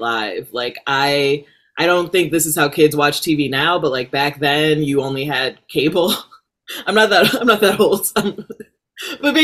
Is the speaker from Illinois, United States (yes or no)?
yes; Rockford, Illinois, United States; moved away as an adult; also born or lived in Chicago, Illinois; now in Los Angeles, United States; I am from Illinois, Midwest. I grew up in Rockford, Illinois